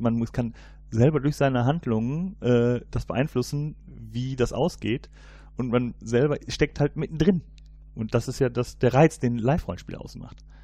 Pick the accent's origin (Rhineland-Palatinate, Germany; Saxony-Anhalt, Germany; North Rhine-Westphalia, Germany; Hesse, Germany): North Rhine-Westphalia, Germany; Cologne; ich komme ja hier aus Köln